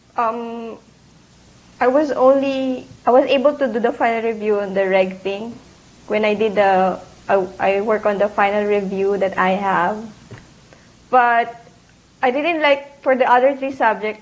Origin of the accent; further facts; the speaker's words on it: Isabela, Cagayan Valley, Philippines; English is a second language; moved away as an adult; also born or lived in Manila, Philippines; now in Chicago, United States; I actually grew up in uh, Isabela, Philippines, but I when I, I studied and worked at Manila